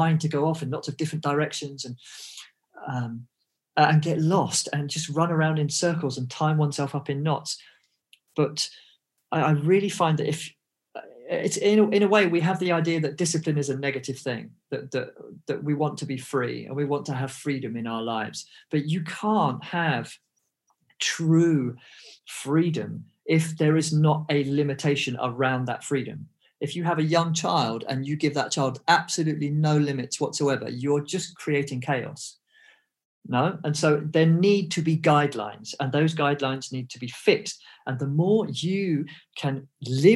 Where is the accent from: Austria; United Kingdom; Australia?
United Kingdom; England; I grew up in England. I had an English education.